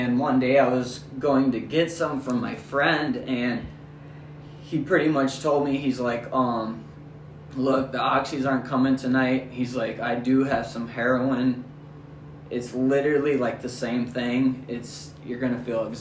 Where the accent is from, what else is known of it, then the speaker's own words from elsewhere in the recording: Sacramento, California, United States; I grew up in Sacramento, California